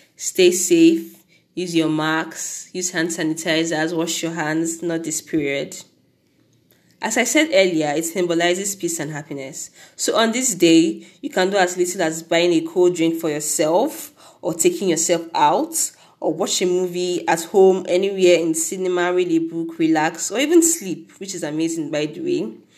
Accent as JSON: {"language": "English", "country": "Nigeria", "said": "As a Nigerian"}